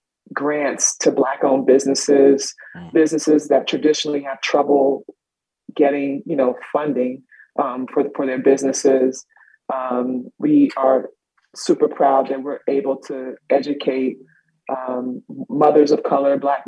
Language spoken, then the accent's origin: English; South Carolina, United States; now in Boston, United States; I'm from South Carolina.